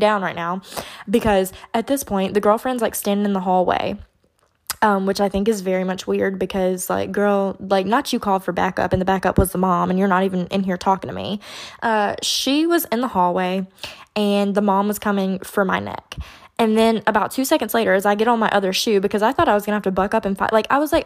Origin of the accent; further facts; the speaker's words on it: Baton Rouge, Louisiana, United States; I'm from Baton Rouge.